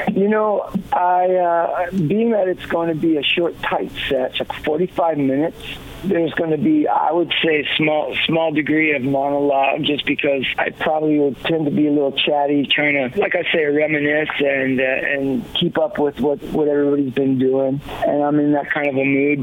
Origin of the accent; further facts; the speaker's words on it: New York City, New York, United States; now in California, United States; being a little boy growing up in Queens, Flushing, Queens